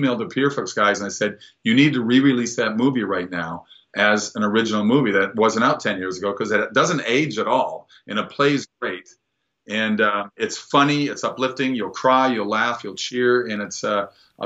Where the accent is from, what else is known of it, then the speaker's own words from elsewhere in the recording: Minnesota, United States; moved away; going back to my home state